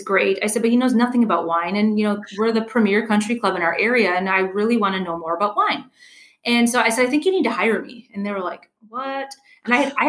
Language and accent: English; Wisconsin, United States; moved away; I'm originally from Wisconsin.